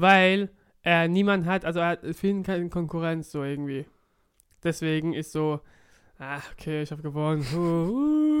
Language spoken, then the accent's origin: German; Offenburg, Baden-Württemberg, Germany; now in Cologne, Germany; Offenburg, meine Heimatstadt damals